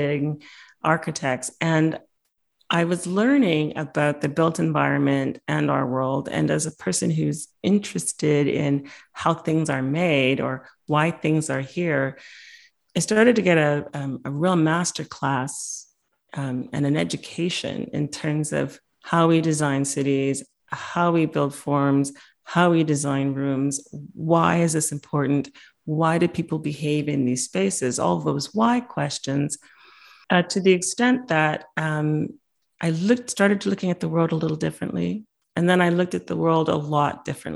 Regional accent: Winnipeg, Manitoba, Canada; moved away; I didn't realize how special my hometown of Winnipeg was until I went abroad

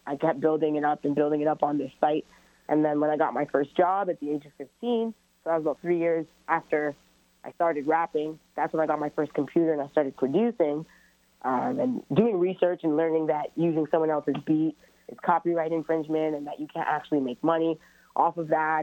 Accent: Brampton, Ontario, Canada; also born or lived in Toronto; I'm born in Toronto and raised in Brampton, so I kind of identify with both areas

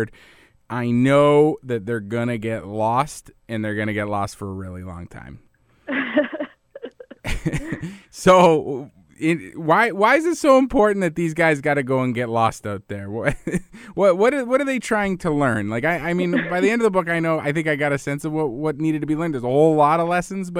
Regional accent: Edmonton, Alberta, Canada; I'm from Edmonton, and I grew up watching the Canadian Football League

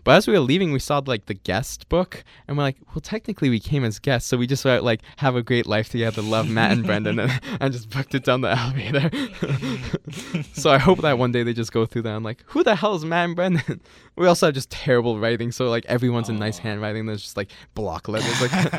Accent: Winnipeg, Manitoba, Canada; oh, maybe because I'm from Winnipeg.

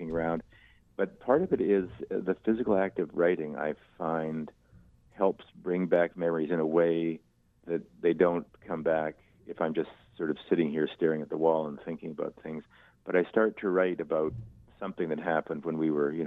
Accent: Winnipeg, Manitoba, Canada; we grew up in Wildwood Park and, you know, right on the Red River

